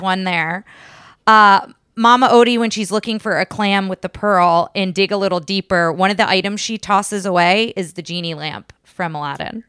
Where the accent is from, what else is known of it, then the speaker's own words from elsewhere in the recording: New Jersey, United States; now in Texas, United States; I'm from New Jersey originally